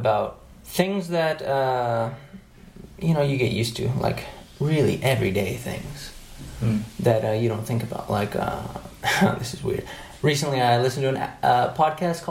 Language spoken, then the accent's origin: English; United States; moved away as an adult; now in Morocco; I'm American and I'm in a rural site